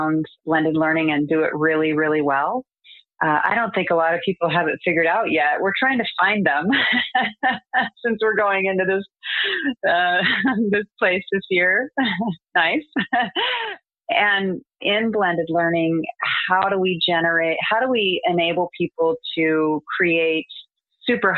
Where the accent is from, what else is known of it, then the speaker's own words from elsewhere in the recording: United States; I'm American